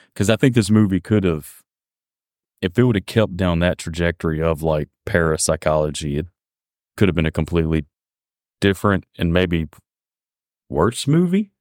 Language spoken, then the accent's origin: English; Mississippi, United States; accent: deep southern drawl; moved away as an adult; now in Sweden; I'm an American, I'm from Mississippi.